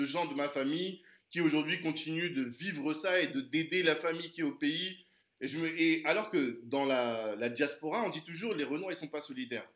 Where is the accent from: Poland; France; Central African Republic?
Central African Republic; je suis originaire de la Centrafrique